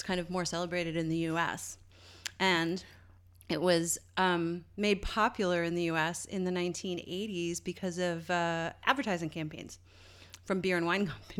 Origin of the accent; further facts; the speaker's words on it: Canada; accent: Canadian; It's so funny to speak to like friends from home and fall into that sort of cadence. I can hear my Canadian accent come back a little bit.